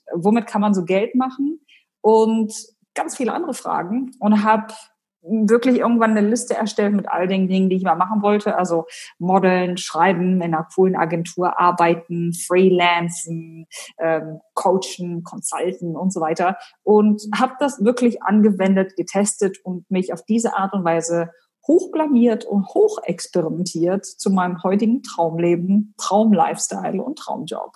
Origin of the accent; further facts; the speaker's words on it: Hanover, Lower Saxony, Germany; moved away as an adult; also born or lived in Abu Dhabi, United Arab Emirates; Ich komme ursprünglich aus Hannover